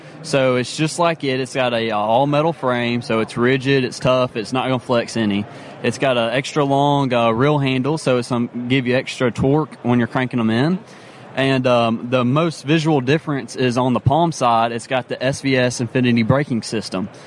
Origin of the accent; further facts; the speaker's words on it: Memphis, Tennessee, United States; I'm from Memphis, Tennessee.